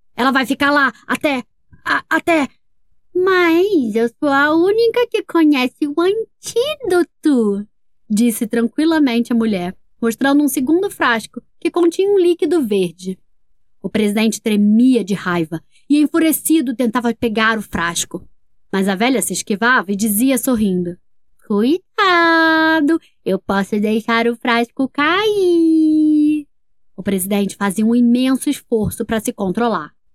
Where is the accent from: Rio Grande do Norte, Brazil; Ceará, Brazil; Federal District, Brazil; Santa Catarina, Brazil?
Federal District, Brazil; Brasília; eu sou de Brasília, Distrito Federal